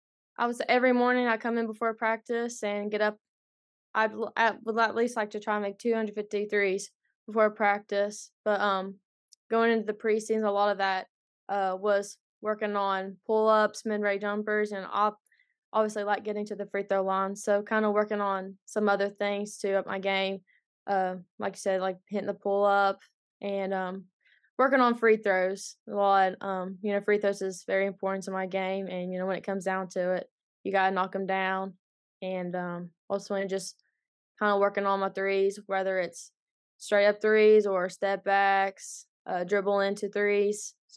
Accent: Kentucky, United States; Well, it's not a whole lot to do in Eastern Kentucky, for sure. But, you know, ultimately, not just Boyd County, but the whole area itself, there's been a lot of good basketball players growing up.

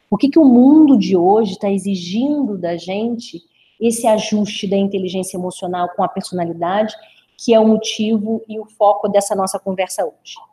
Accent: Brazil; born there; accent: mineroca; tenho esse sotaque um pouquinho arrastado aí, na verdade me chamam de mineroca, né? Eu não tenho nem o sotaque carioca, nem o sotaque mineiro. Então, como eu nasci no interior do estado, meu sotaque fica meio que arrastado um pouquinho.

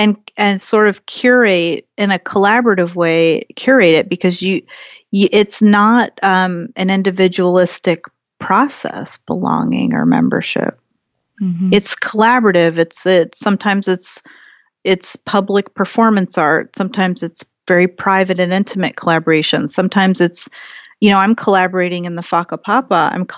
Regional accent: Ohio, United States; also born or lived in San Jose, California; And I was born in San Jose, California, but I grew up in Ohio and my mother is Pennsylvania Dutch, Irish and German.

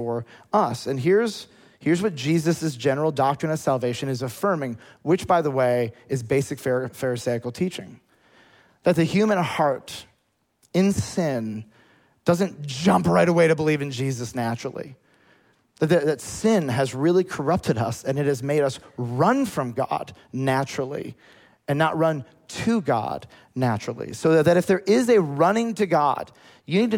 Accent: United States; As an American

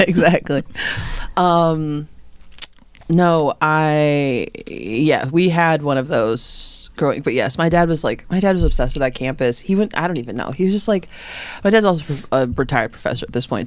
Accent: Lombard, Illinois, United States; I'm from Lombard.

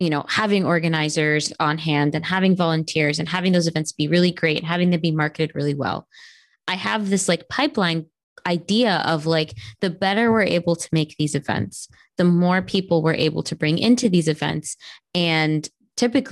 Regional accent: Miami, Florida, United States; that's like my hometown

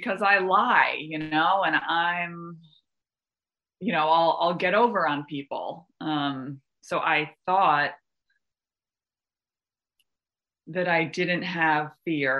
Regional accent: Westchester, New York, United States; I'm from Westchester, that's where I came into program, in New York

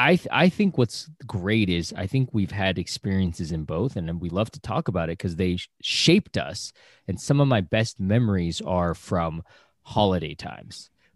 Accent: United States; Yeah, because I grew up in America. So I only had my parents, and you know, instead of giving me red envelopes, they just gave me presents under the tree.

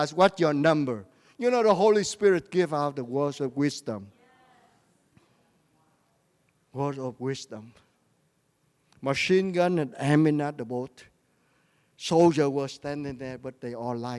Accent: Vietnam; I am a prophet from Vietnam.

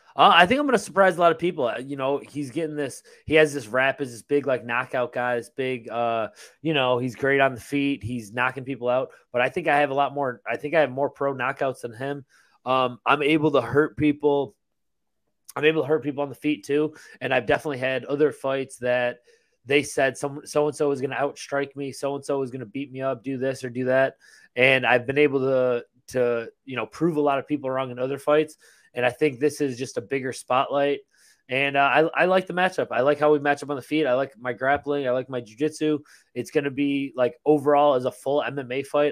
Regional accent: Buffalo, New York, United States; moved away as an adult; now in Tampa, United States; I grew up in Buffalo

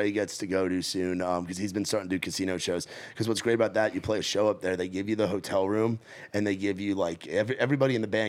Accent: Northeast, United States; Like, I've been from growing up in the Northeast, where all the states are just a couple hours from each other.

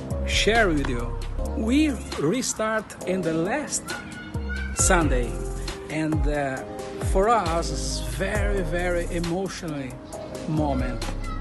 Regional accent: Bergamo, Lombardy, Italy; English is a second language; I'm Pastor … from Bergamo.

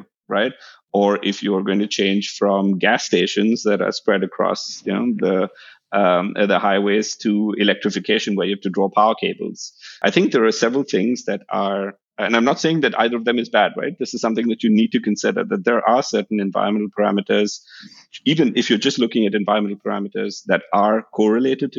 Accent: India; moved away; I come from India

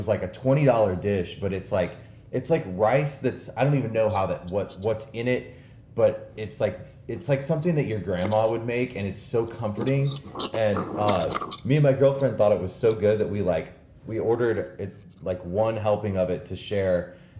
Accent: St. Louis, Missouri, United States; I'm from St. Louis

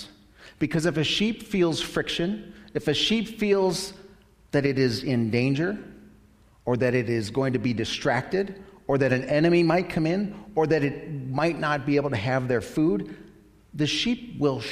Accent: United States; I'm an American

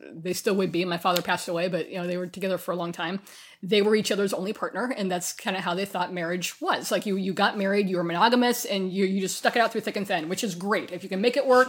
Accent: far western Kansas, United States; moved away as an adult; also born or lived in Sacramento; I'm from far western Kansas

